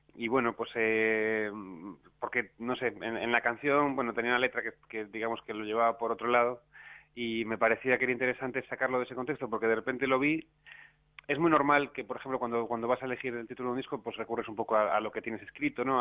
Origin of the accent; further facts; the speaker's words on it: A Coruña, Galicia, Spain; also born or lived in Buenos Aires, Argentina; now in Madrid, Spain; Coruña, mi ciudad natal